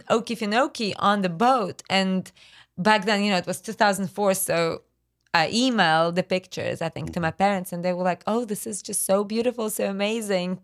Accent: Voronezh, Voronezh Oblast, Russia; English is a second language; moved away as an adult; now in Brunswick, United States; when I was growing up in Russia

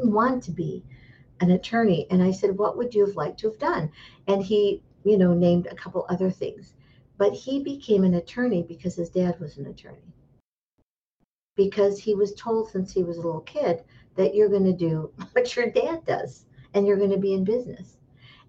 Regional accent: Michigan, United States; moved away as an adult; now in Scottsdale, Arizona, United States; I grew up in Michigan

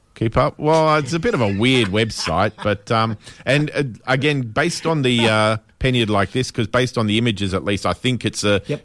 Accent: Western Australia, Australia; being West Australian

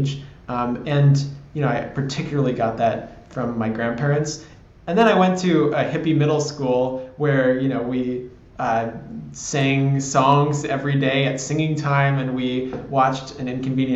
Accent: San Francisco, California, United States; I grew up in San Francisco

